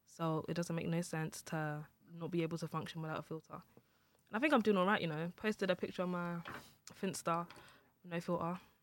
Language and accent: English; Nigeria